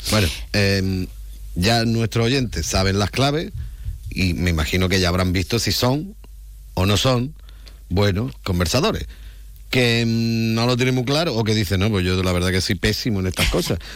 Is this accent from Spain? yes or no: yes; Andalusia, Spain; soy andaluz